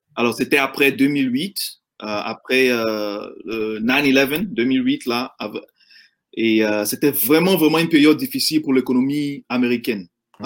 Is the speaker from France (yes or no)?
no; Abidjan, Côte d’Ivoire; now in United States; j'ai grandi en Côte d'Ivoire, euh, euh, dans la, à Yopougon et à Marcory